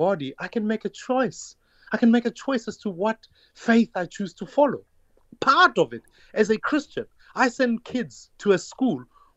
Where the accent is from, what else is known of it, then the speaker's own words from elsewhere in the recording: Soweto, Gauteng, South Africa; I grew up in Dobsonville in Soweto during apartheid.